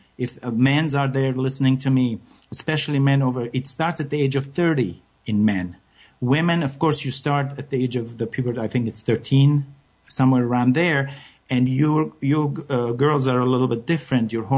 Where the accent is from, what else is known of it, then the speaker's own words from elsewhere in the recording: France; moved away; I come from France